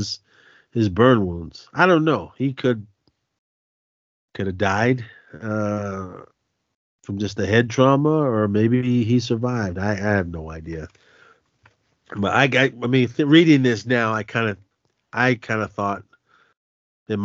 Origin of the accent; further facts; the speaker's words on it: Oakland, California, United States; I grew up in Oakland